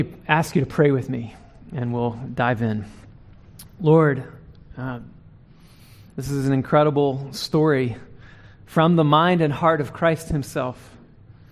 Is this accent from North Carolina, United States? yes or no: yes; North Carolina, United States; now in Dallas, United States; I'm from North Carolina